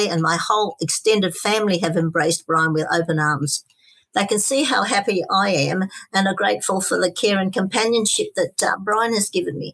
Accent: Australia; I was born and bred in Australia, as was Morris, and I feel very Australian.

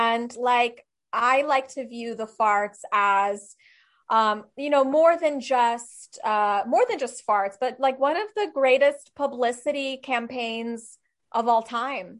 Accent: Czechia; I'm from Czech Republic and they're very traditional people

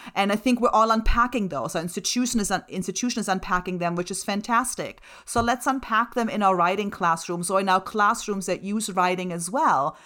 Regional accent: Germany; first language German and Slovak; English is a second language; moved away; My first languages are German and Slovak. I was born and raised in Germany.

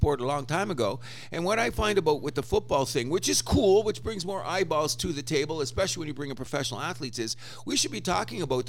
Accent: Windsor, Ontario, Canada; I grew up in Windsor

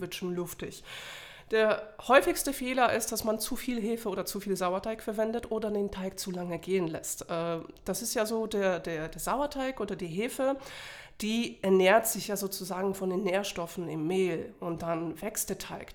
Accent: Poland; now in Germany; ich komme ursprünglich aus Polen und bin mittlerweile schon 17 Jahre in Deutschland

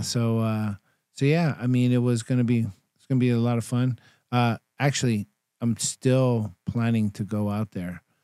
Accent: Bay Area, California, United States; also born or lived in Elk Grove, California; I'm from the Bay Area

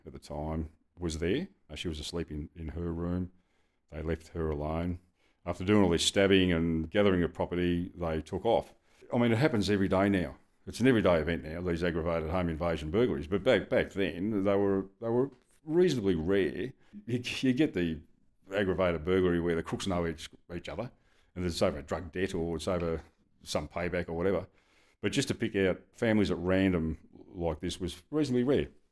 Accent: Dandenong, Victoria, Australia; I grew up in Dandenong

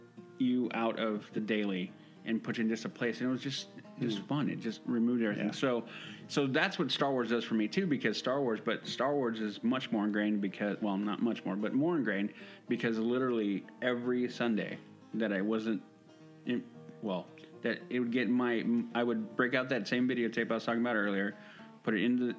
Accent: Southern California, United States; moved away; And it's just because I grew up in Southern California

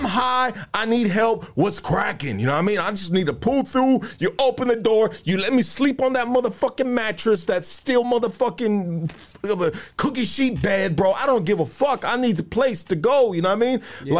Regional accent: Los Angeles, California, United States; I'm from Highland Park, right? Highland Park, Pasadena

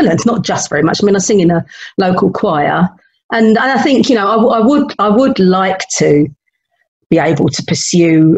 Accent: London, United Kingdom; moved away as an adult; now in Leicestershire, United Kingdom; I was born and brought up in London, North London.

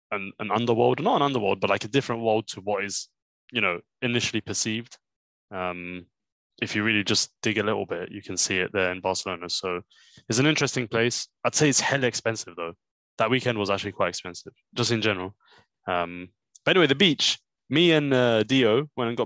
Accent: London, United Kingdom; we're from Edmonton Green and we have no shame

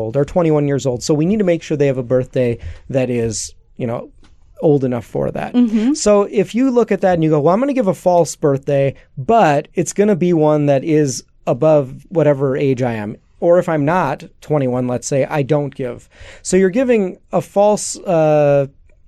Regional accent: Chicago, Illinois, United States; I'm Greek, I'm Greek American, grew up in Chicago

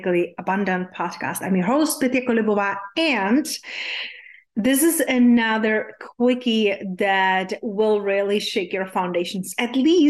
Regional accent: Czechia; English is a second language; moved away; when I was growing up in Czech Republic, yes, hence there's my unpronounceable name and my accent is from

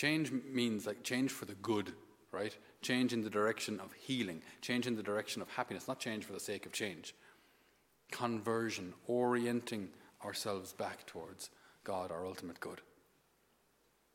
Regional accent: Thurles, Munster, Ireland; I'd come home from the seminary to Thurles, my hometown

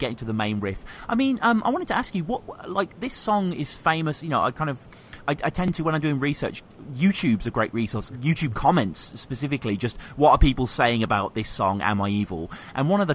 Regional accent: Birmingham, West Midlands, United Kingdom; moved away; I'm from Birmingham as well myself, originally

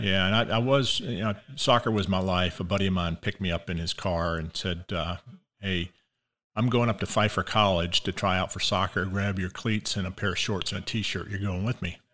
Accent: Columbia, South Carolina, United States; moved away; Born and raised in Columbia, South Carolina

